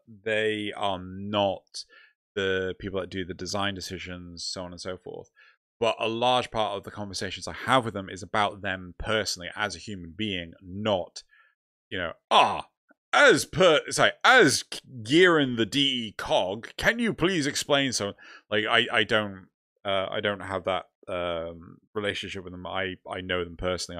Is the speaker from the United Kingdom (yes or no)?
yes; United Kingdom; We're also British